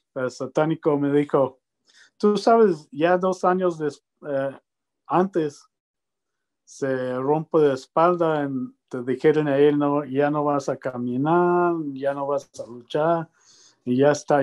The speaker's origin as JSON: {"language": "Spanish", "town": "Lubbock", "region": "Texas", "country": "United States", "tie": "born or raised there", "also_born_or_lived": "Mexico / Puerto Rico", "second_language": "Spanish", "moved": "yes", "said": "cuando yo estoy niño en Lubbock, ¿no? Yo nací en Lubbock, Texas"}